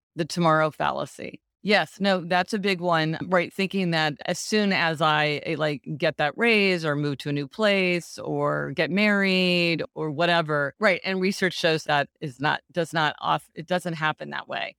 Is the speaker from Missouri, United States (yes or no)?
yes; Kansas City, Missouri, United States; moved away; I go to Kansas City, which is my hometown, to see my parents for the holidays every year.